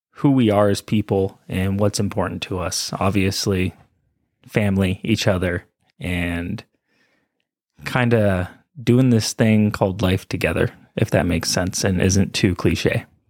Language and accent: English; California, United States; moved away as an adult; now in Colorado, United States; Being from California